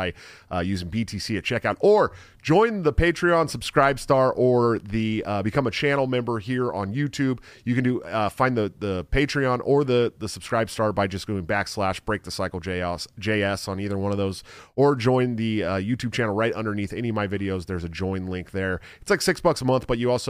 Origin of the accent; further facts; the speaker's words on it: Antioch, California, United States; my hometown of Antioch, California